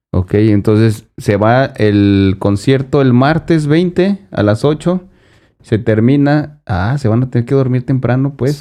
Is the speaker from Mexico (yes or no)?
yes; Mexico; born or raised there